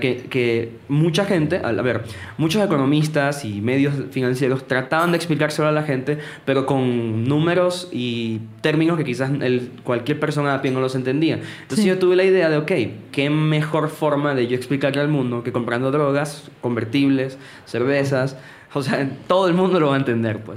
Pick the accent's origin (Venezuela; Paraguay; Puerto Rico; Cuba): Venezuela; moved away; en mi ciudad, yo soy de Venezuela